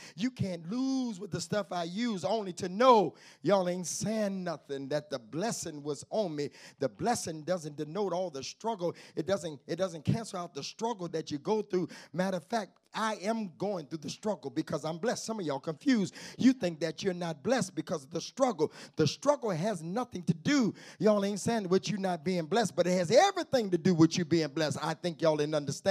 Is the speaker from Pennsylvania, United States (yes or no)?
no; Detroit, Michigan, United States; I grew up on Mack and French Road, right down the street from Mack and Bewick